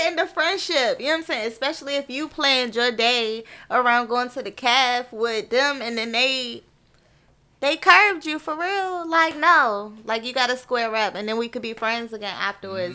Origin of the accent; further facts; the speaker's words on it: Clinton, Maryland, United States; I am from Maryland, Prince George's County, Clinton